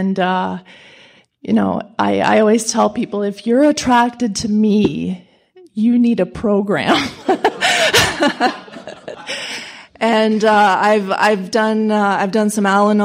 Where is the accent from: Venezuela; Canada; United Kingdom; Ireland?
Canada; London, Ontario; I'm from London, Ontario, Canada